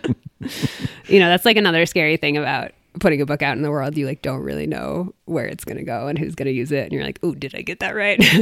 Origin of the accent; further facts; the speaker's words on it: East Coast, United States; also born or lived in Maine; now in Durango, United States; I'm from the East Coast originally